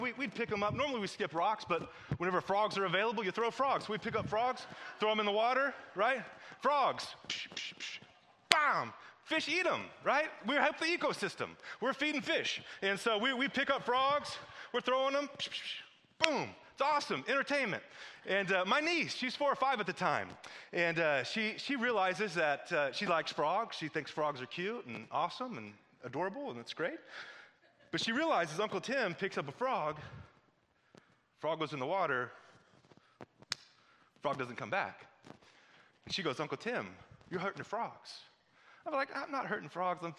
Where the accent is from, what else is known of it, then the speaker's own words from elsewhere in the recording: Missouri, United States; moved away; I'm from Missouri